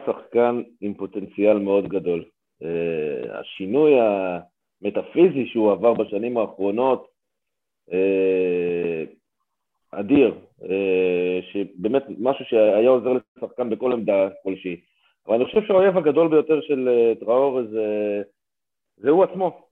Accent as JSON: {"language": "Hebrew", "town": "Haifa", "region": "Haifa District", "country": "Israel", "said": "בתור בחור חיפאי"}